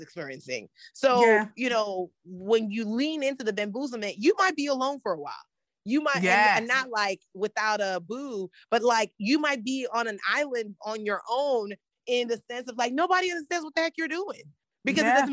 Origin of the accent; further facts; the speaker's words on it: United States; also born or lived in Nigeria; I'm Nigerian American gal, parents have these very specific expectations